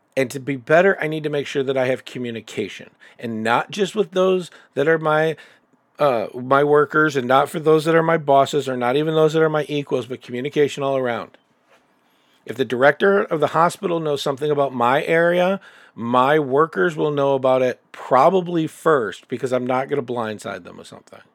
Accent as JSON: {"language": "English", "town": "Chicago", "region": "Illinois", "country": "United States", "said": "I'm from Chicago, and I can tell you right now that the group of friends that I have there are dynamically different"}